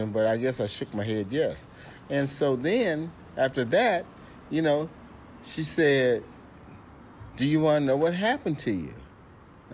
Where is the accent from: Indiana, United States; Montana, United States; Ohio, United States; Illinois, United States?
Illinois, United States; Alton; moved away as an adult; also born or lived in Boise, Idaho / Portland, Oregon; I'm from Alton, Illinois, right outside of St. Louis, Missouri.